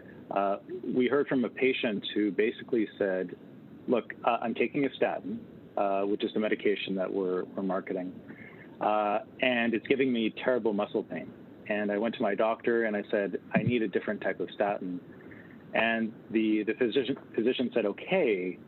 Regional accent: Canada; also born or lived in Winnipeg, Canada; as a Canadian

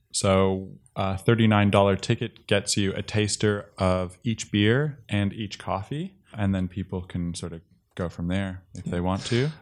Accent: Toronto, Ontario, Canada; moved away as an adult; now in Australia; I grew up and lived in Toronto for most of my life

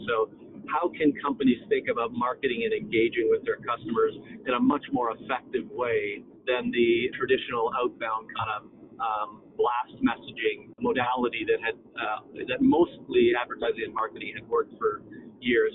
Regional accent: Toronto, Ontario, Canada; moved away; I'm Canadian, born and raised in Toronto

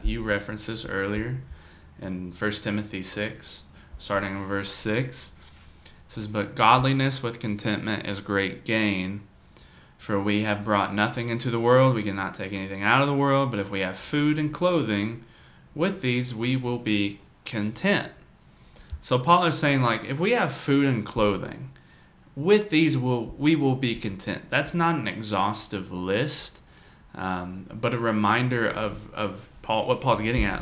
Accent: United States; as Americans

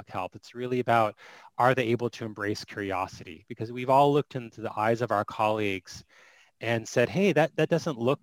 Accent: Phoenix, Arizona, United States; I am from Phoenix, Arizona.

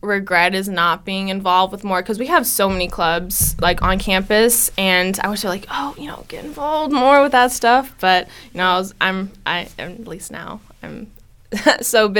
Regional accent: Stillwater, Oklahoma, United States; I was born and raised here in Stillwater

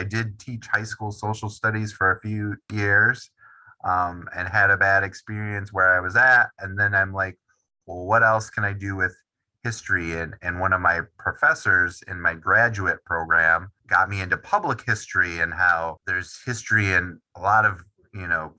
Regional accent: Wisconsin, United States; also born or lived in New England; I am from Wisconsin, born and raised, grew up a Packers fan

